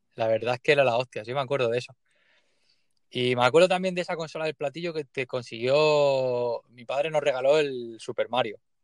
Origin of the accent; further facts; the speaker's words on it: Leruela, Jaén, Andalusia, Spain; vengo de un pueblecillo muy pequeño que se llama Leruela, en Jaén